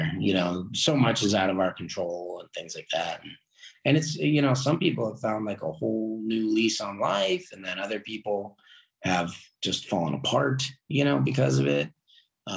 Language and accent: English; California, United States; now in Pittsburgh, United States; I grew up in California.